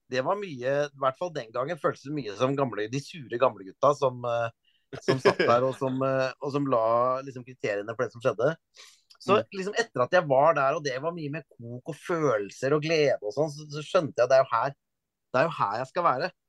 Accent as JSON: {"language": "Norwegian", "town": "Stord", "region": "Vestland", "country": "Norway", "tie": "born or raised there", "also_born_or_lived": "Eastern Norway", "accent": "Stord dialect", "said": "Jeg snakka østlandsk fram til jeg var sju år. Og så flytta vi til Vestlandet, og så er jo familien min fra Vestlandet og alt. Så da begynte jeg å snakke stordialekt da jeg begynte på skolen."}